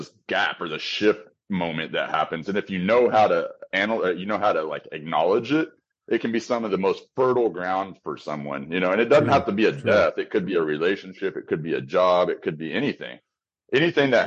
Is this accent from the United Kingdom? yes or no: no; Amarillo, Texas, United States; moved away; I went to my hometown for Christmas, a place called Amarillo, Texas